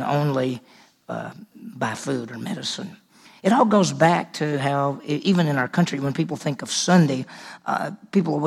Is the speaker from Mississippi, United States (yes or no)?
yes; Mississippi, United States; I grew up in Mississippi